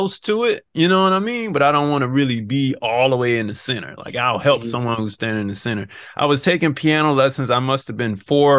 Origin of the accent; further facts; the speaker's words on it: Savannah, Georgia, United States; also born or lived in Phoenix, Arizona; now in Atlanta, United States; I'm from Savannah, Georgia